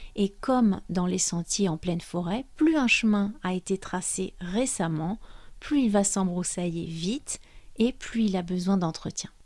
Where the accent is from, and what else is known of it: France; also born or lived in Brittany